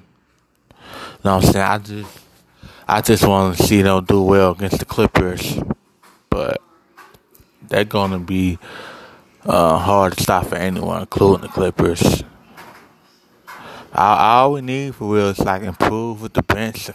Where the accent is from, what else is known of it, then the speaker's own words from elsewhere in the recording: Cincinnati, Ohio, United States; also born or lived in Covington, Kentucky; I'm from Cincinnati